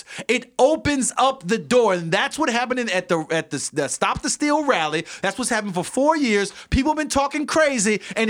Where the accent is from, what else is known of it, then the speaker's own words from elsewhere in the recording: St. Petersburg, Florida, United States; Growing up on the South Side of St. Petersburg, words meant something.